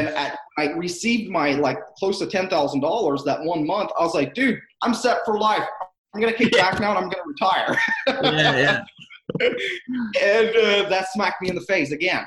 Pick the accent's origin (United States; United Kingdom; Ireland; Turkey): United States; Southern Ohio; moved away as an adult; now in Akron, United States; I grew up in Southern Ohio, and moved up to northeastern part of Ohio about 5 years ago